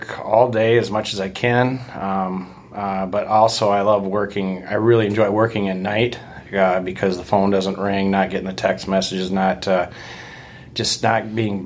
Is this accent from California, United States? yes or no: no; Watertown, South Dakota, United States; moved away as an adult; also born or lived in Brookings, South Dakota; now in Sioux Falls, United States; I grew up in Watertown, went to high school, and then from there went to South Dakota State University